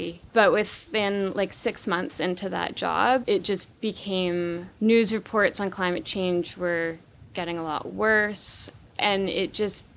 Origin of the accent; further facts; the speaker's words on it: Vancouver Island, British Columbia, Canada; I grew up on the west coast of Canada. I grew up on Vancouver Island